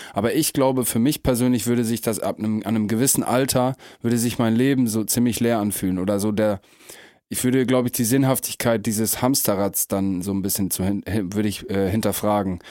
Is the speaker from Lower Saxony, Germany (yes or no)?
yes; Emsland, Lower Saxony, Germany; moved away; im Emsland, wo ich herkomme, ganz bekannt das Moormuseum